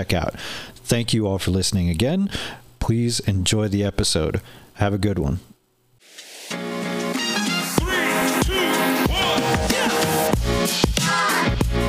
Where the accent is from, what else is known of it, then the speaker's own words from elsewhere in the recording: Wallace, Idaho, United States; also born or lived in Everett, Washington; growing up in Wallace, I had always heard that it had kind of like a seedy underbelly, you know, but we moved there in 91, 92. I was like 7 years old